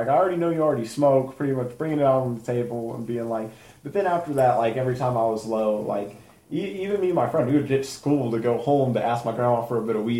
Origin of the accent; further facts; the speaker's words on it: Colorado Springs, Colorado, United States; I was born in Colorado Springs.